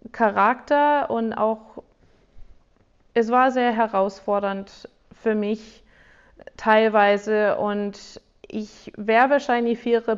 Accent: United States; accent: American; German is a second language; ich bin auch in Amerika groß geworden

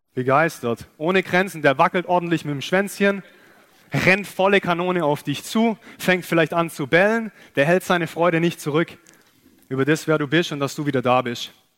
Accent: Germany; wir als Deutsche

